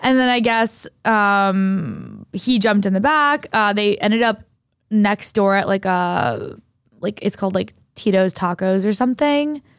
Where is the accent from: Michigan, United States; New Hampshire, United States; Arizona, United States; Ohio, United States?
New Hampshire, United States; moved away; I went to high school in New Hampshire